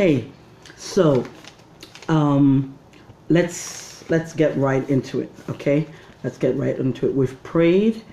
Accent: Nigeria; moved away as an adult; also born or lived in Canada; now in Toronto, Canada; I grew up in Nigeria till I was 20, came to Canada, and lived here for another 20

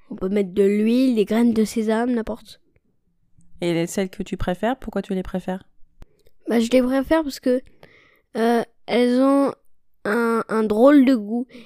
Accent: China; born there; Et moi je suis née en Chine et j'ai 9 ans.

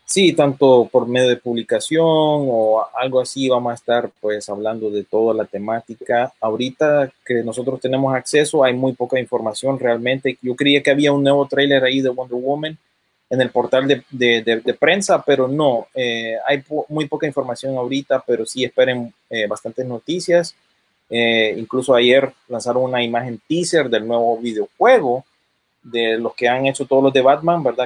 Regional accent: United States; yo vengo, habiendo crecido aquí en Estados Unidos

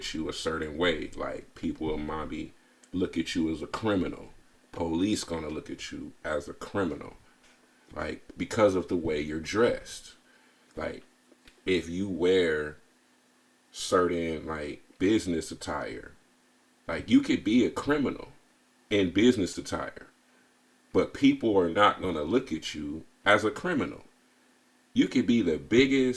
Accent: California, United States; I'm from California

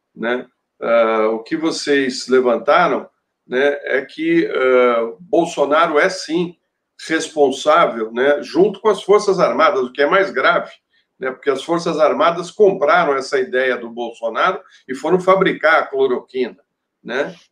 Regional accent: Brazil; Foi aqui que a gente nasceu, foi aqui que a gente aprendeu a gostar da, dessa terra

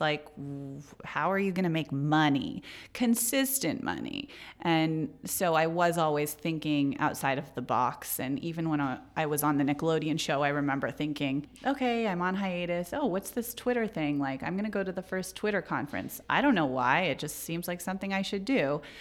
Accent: Silicon Valley, California, United States; I grew up in Silicon Valley

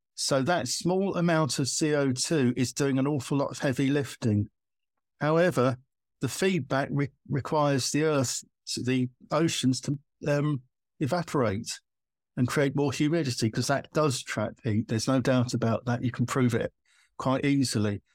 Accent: United Kingdom; I'm British

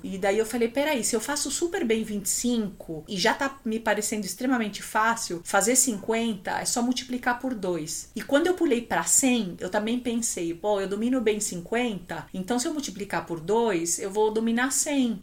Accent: Chile; also born or lived in Brazil; now in São Paulo, Brazil; Eu tenho saudades da minha terra

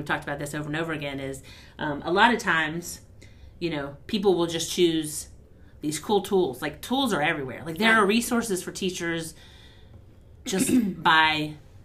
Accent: Southern Virginia, United States; I'm from the Southern Virginia

